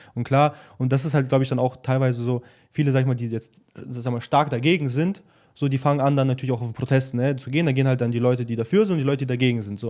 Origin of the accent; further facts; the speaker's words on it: Germany; born or raised there